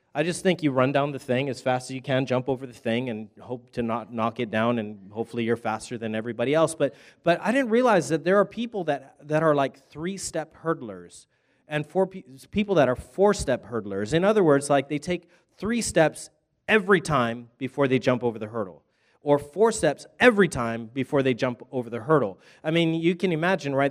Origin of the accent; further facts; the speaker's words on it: Hawaii, United States; I'm from Hawaii, but I was just in Texas, and now I'm back over here